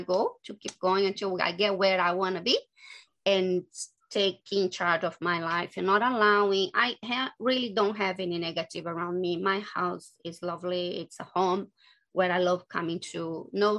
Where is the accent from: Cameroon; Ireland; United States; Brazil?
Brazil; English is a second language; moved away as an adult; I'm from Brazil